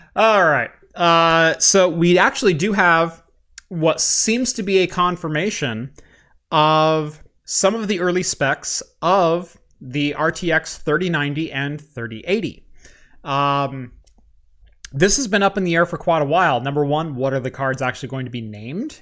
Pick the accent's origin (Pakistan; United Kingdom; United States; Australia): United States; Eugene, Oregon; I am from Eugene